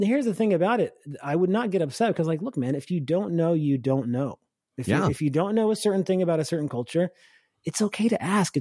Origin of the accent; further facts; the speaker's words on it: Upper East Tennessee, United States; also born or lived in Lebanon; I grew up in Upper East Tennessee